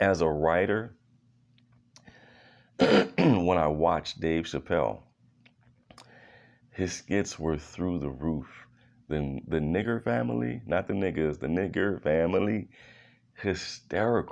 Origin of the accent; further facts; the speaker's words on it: Philadelphia, Pennsylvania, United States; I was born in Philadelphia.